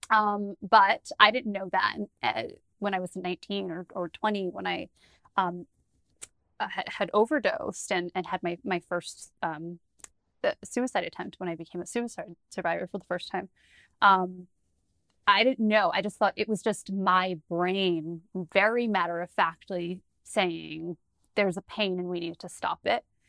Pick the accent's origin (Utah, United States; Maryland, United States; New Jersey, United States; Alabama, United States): New Jersey, United States; I'm from New Jersey.